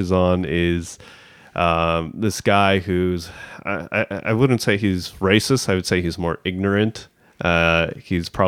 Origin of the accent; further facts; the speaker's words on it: Canada; growing up in Canada